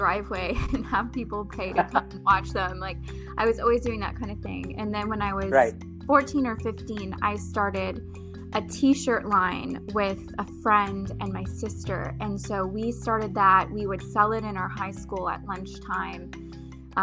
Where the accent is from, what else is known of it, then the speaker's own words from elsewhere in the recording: Ottawa, Ontario, Canada; now in Arizona, United States; I'm originally from Ottawa, Canada, which is the capital of Canada.